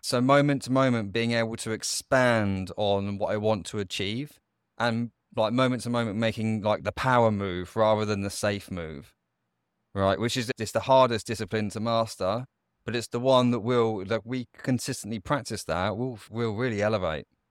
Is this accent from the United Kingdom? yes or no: yes; United Kingdom; I grew up just outside of London